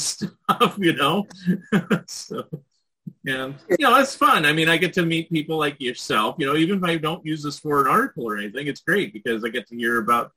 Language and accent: English; San Jose, California, United States; moved away; I grew up in the San Jose area